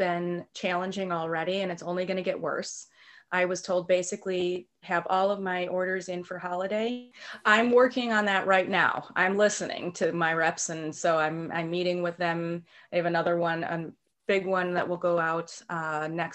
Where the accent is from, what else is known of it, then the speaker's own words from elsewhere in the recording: Lake Forest, Illinois, United States; I grew up here in Lake Forest